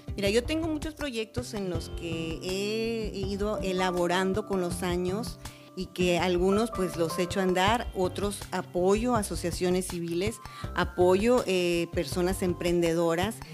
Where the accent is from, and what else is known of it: Matamoros, Tamaulipas, Mexico; born or raised there